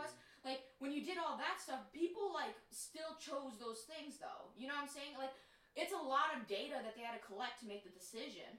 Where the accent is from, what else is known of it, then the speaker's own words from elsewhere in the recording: United States; as Americans